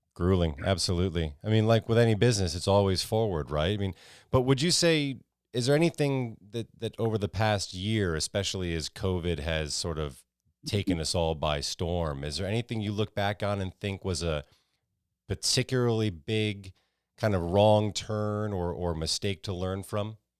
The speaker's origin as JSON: {"language": "English", "region": "Connecticut", "country": "United States", "tie": "born or raised there", "also_born_or_lived": "New York", "moved": "as an adult", "lives_now": "Texas, United States", "said": "I grew up in Connecticut, and I moved down to Texas from New York"}